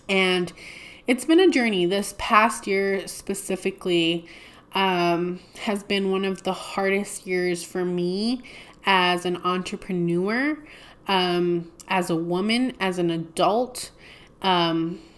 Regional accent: Deming, New Mexico, United States; I opened my first store, which was Momo's Boutique in Demi, New Mexico, which is my hometown

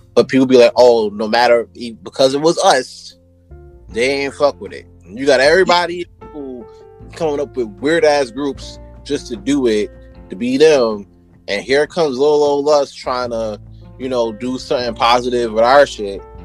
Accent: New York City, New York, United States; moved away as an adult; now in Poughkeepsie, United States; originally I'm from Brooklyn

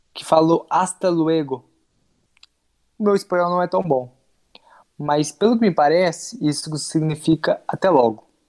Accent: Brazil; somos brasileiros

